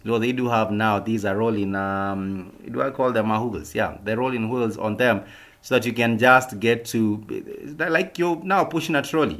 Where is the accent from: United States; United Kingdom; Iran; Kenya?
Kenya; us as a Kenyan people